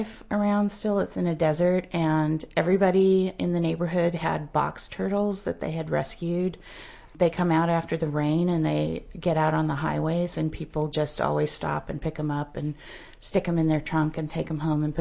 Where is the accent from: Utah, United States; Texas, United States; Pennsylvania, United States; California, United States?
Texas, United States; West; I grew up in West Texas